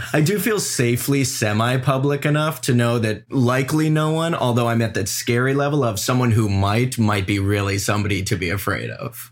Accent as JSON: {"language": "English", "town": "Cleveland", "region": "Ohio", "country": "United States", "tie": "born or raised there", "also_born_or_lived": "Los Angeles, United States", "moved": "yes", "lives_now": "New York City, United States", "said": "I grew up with Leah in Cleveland, Ohio"}